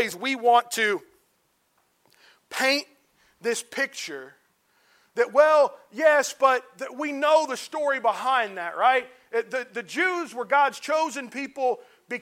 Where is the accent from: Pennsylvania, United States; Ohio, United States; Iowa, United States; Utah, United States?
Ohio, United States; Cincinnati; I grew up in Cincinnati, Ohio, in a congregation of about 100 to 120 that was about 50% white, 50% black